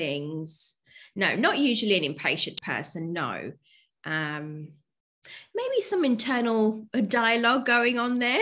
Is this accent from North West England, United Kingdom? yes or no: no; London, United Kingdom; moved away as an adult; also born or lived in Spain; now in Melbourne, Australia; growing up in London was the multiculturalness that comes with it